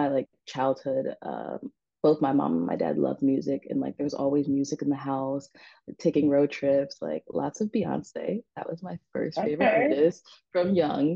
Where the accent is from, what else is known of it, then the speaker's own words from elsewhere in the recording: New York City, New York, United States; also born or lived in New Jersey; Born and raised in Brooklyn